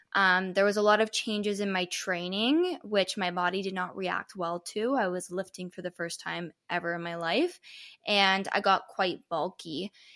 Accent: Toronto, Ontario, Canada; I'm from Toronto, Canada.

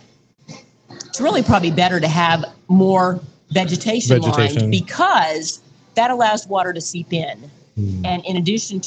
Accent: outside of New Orleans, Louisiana, United States; now in San Antonio, United States; I grew up outside of New Orleans and I'm going to be going there at the end of the month for my 40-year high school reunion

